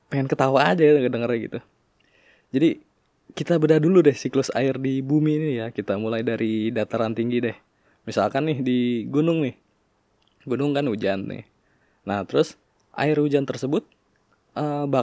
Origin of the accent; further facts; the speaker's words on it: Tangerang, Banten, Indonesia; di kota gue juga di Tangerang